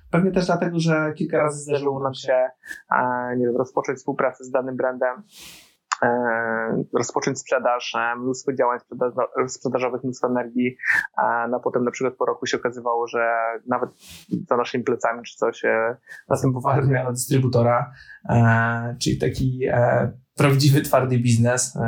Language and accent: Polish; Poland; jestem z Polski